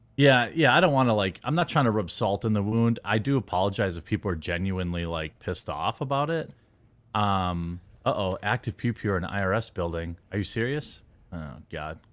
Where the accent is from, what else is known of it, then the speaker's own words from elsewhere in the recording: United States; I'm American